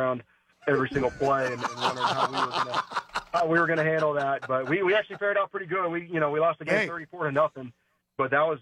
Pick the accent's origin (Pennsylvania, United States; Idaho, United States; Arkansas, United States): Pennsylvania, United States; Pittsburgh; moved away as an adult; also born or lived in West Virginia; now in Ohio, United States; I'm from Pittsburgh. So, born and raised a football fan